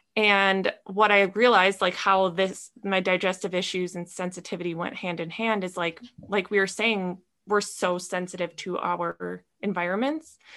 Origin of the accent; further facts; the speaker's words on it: Minnesota, United States; moved away as an adult; now in California, United States; I grew up in Minnesota in a small town